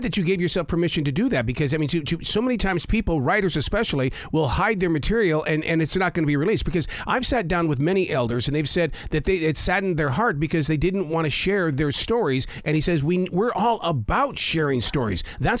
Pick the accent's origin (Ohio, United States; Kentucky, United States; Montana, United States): Montana, United States; Billings; growing up in Billings, Montana